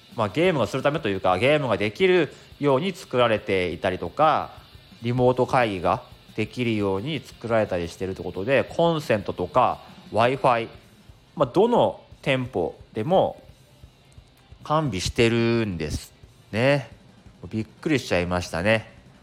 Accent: Akita, Japan; now in Tokyo, Japan; 秋田県の出身

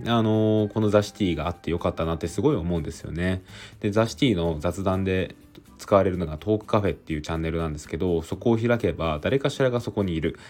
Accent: Aichi, Japan; now in Tokyo, Japan; 僕は上京して東京に来ているので、あの地元は愛知なんですよね。

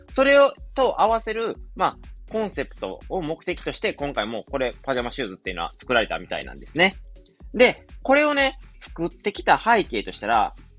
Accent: Wakayama, Japan; moved away; 地元の和歌山なんですけども

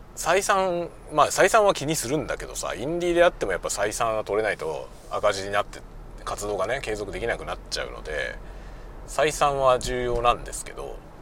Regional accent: Yokohama, Kanagawa, Japan; moved away as an adult; also born or lived in Suginami, Tokyo; now in Hokkaido, Japan; 東京のね、杉並の病院で生まれて、その後、まあ、要衝はね、あの、神奈川県。神奈川県です、で、暮らしたんで。 まあ、横浜市のね、外れの方なんですけど、そういうとこで暮らしてた

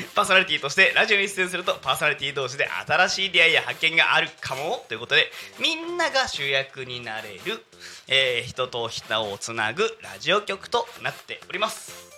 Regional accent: Yokohama, Kanagawa, Japan; 私生まれ育ち横浜で

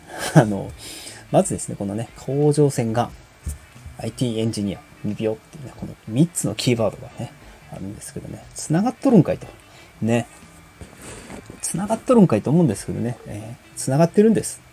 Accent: Osaka, Japan; also born or lived in Yokohama; now in Hyogo, Japan; 生まれは横浜でね、育ちは大阪なんですけどもね。あ、現在は、えー、兵庫県に、えー、住んでます

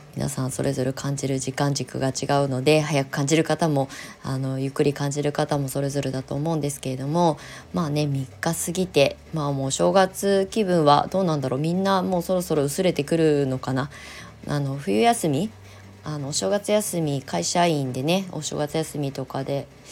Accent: Kasama, Ibaraki, Japan; moved away as an adult; also born or lived in Tokyo / Shonan; 私が生まれ育ったこの茨城県笠間市

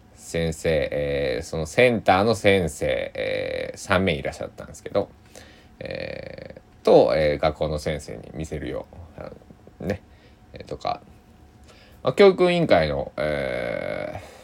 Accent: Japan; 当時僕の生まれ育った高知県の佐伯市では

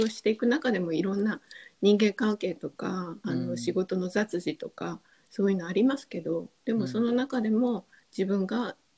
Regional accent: Japan; 日本に生まれ育った

